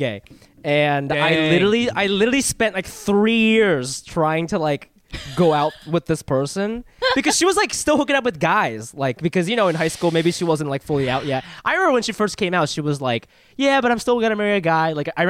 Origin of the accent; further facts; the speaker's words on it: Columbus, Ohio, United States; I'm a Midwest Asian. I'm from Ohio